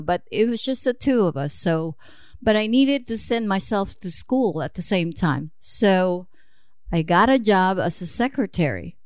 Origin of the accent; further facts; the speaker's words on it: suburb of Manila, Metro Manila, Philippines; moved away as an adult; now in United States; I was born in Manila, Philippines, actually a suburb of, uh, Manila